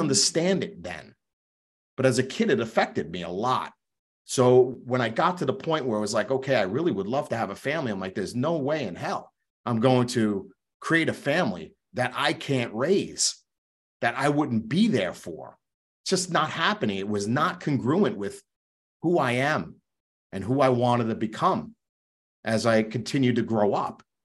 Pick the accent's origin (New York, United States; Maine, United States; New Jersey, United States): New York, United States; Long Island; also born or lived in Queens, New York; growing up in New York, I was born in Queens, raised on Long Island my entire life.